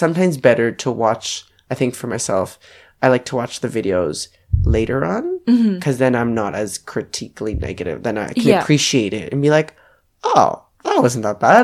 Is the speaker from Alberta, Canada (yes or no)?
yes; Edmonton, Alberta, Canada; moved away as an adult; now in Melbourne, Australia; I will always remember my hometown. That's where I started